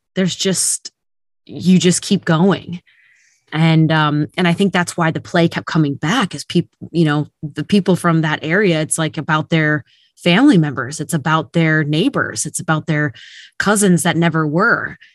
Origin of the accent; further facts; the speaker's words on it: Minnesota, United States; I come from about two hours west of Minneapolis, Saint Paul